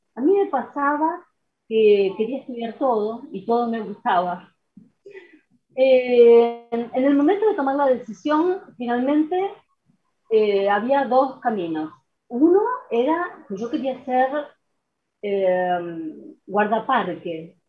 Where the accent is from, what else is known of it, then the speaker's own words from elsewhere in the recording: San Francisco, Córdoba, Argentina; moved away as an adult; now in Rosario, Argentina; yo soy de San Francisco, de Córdoba